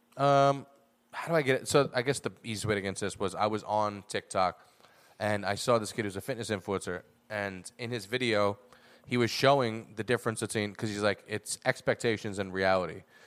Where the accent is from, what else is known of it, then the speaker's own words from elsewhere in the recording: United States; I'm an American